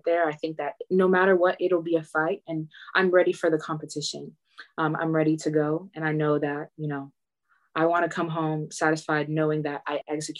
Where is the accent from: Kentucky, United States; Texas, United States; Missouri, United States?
Texas, United States; Katy; my hometown, Katy